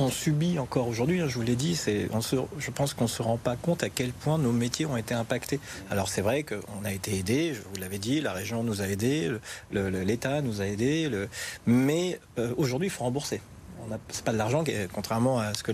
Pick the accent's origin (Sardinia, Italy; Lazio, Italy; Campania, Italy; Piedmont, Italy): Piedmont, Italy; Turin; Nous venons de Turin et c'est plus cher ici, le loyer, les prix au supermarché, etc. Après, les prix montent aussi à Turin, c'est un problème européen.